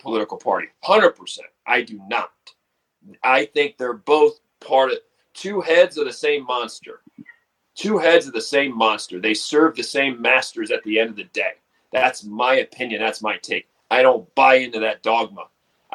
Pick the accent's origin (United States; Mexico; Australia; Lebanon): United States; Baltimore, Maryland; now in Utah, United States; being a child of Baltimore, growing up in Baltimore, where you have the four seasons